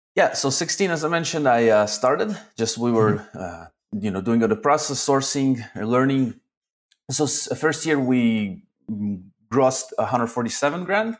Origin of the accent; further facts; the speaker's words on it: Arad, Southern District, Israel; also born or lived in Zaporizhzhia, Ukraine; then I moved to Israel to a town town called Arad.